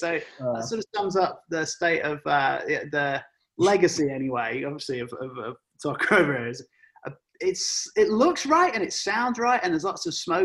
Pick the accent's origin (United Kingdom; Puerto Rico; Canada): United Kingdom; England; born and raised in England